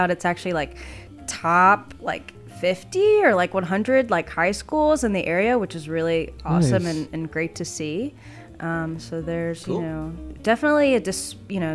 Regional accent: Chesapeake, Virginia, United States; also born or lived in Richmond, Virginia; I am from Chesapeake, Virginia.

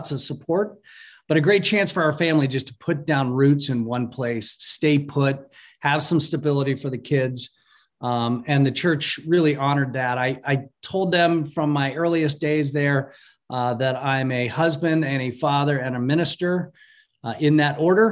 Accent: Columbus, Ohio, United States; born or raised there; also born or lived in Bethlehem, Pennsylvania

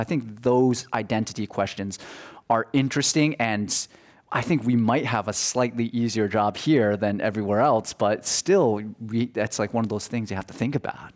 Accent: New Jersey, United States; I'm from New Jersey

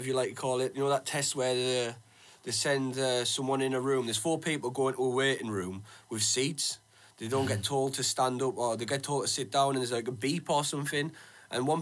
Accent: Middlesbrough, North East England, United Kingdom; we're from Middlesbrough

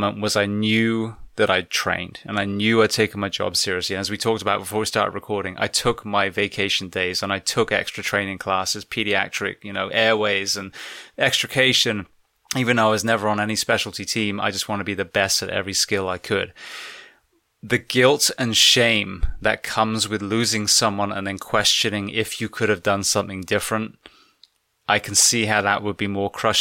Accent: United Kingdom; now in United States; As a Brit living in the US

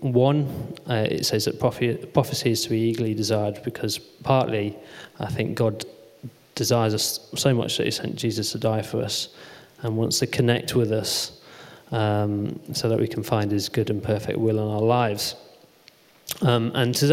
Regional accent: Coventry, West Midlands, United Kingdom; moved away as an adult; now in Manchester, United Kingdom; back home where I grew up in Coventry

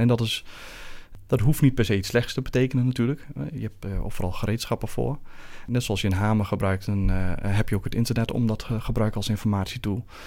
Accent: Netherlands; moved away as an adult; now in Belgium; Zoals iedereen kan horen kom ik niet uit Amsterdam, maar meer uit het Renteland. Daar ben ik geboren en getogen

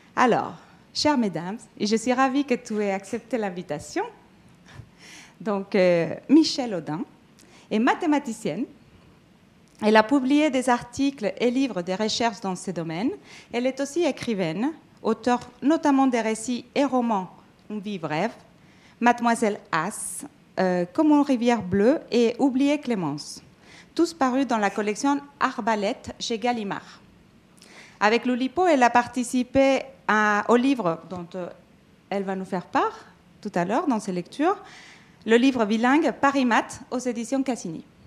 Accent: Mexico; now in France; Je suis euh, mexicaine d'origine. Je suis arrivée en France

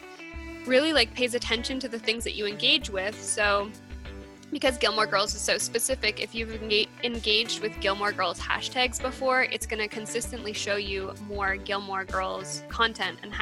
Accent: Alberta, Canada; moved away as an adult; also born or lived in East Coast, Canada; I grew up in Alberta, moved to the East Coast, and I'm back in Calgary now.

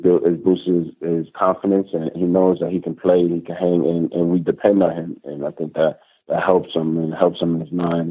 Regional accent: New York, United States; moved away as an adult; now in Jerusalem, Israel; New York, my hometown

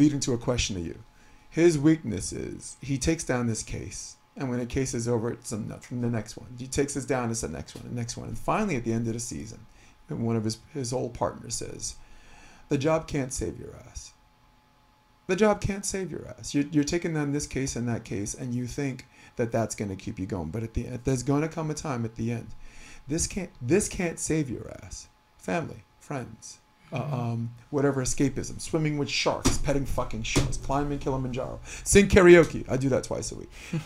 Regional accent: New York City, New York, United States; now in California, United States; I'm from Brooklyn

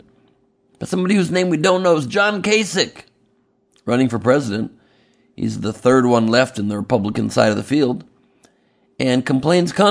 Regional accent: United States; I'm Jewish from America. I'm an American Jew.

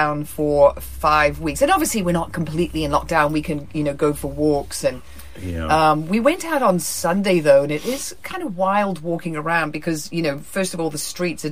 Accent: New Zealand; now in United States; I'm from New Zealand

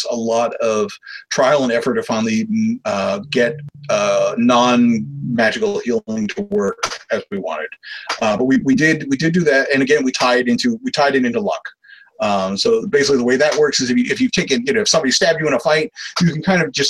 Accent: New York City, New York, United States; I grew up in New York

